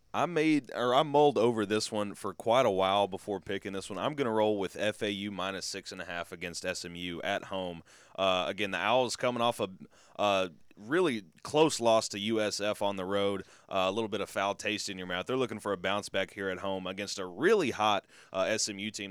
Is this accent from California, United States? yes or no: no; Martin, Tennessee, United States; my hometown squad has yet to do me wrong. U T Martin